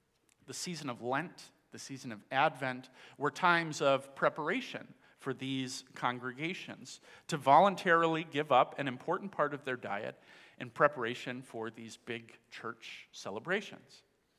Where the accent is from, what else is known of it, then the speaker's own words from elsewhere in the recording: Dominican Republic; moved away; I grew up in the Dominican Republic, where my parents were missionaries.